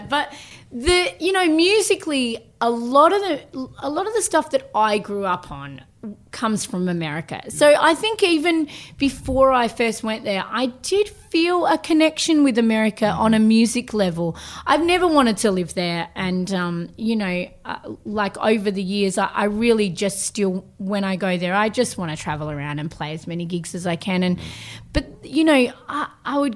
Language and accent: English; Southend, South Australia, Australia; also born or lived in Mount Gambier, South Australia; I was born in Mount Gambier and then the little place Southend, the little fishing village, is my dad's hometown, and I spent half of my childhood in that town and the other half of my childhood in the outback of Australia